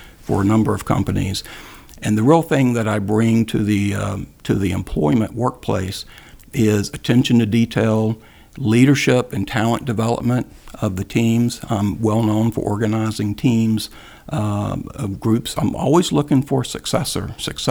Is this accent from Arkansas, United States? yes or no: no; Greensboro, North Carolina, United States; moved away; I'm from Greensboro, North Carolina, and my father early on was the go-to guy for our larger neighborhood, for the west side of Greensboro, North Carolina